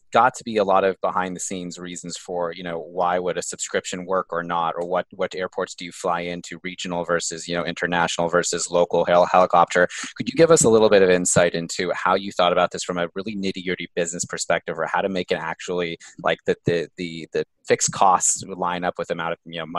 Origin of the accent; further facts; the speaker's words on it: California, United States; I'm from California.